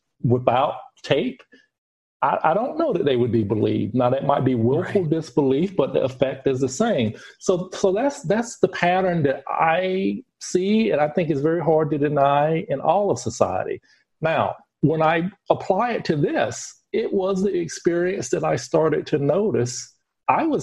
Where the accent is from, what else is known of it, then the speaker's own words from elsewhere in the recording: United States; now in Europe; I am living in Europe and I'm from America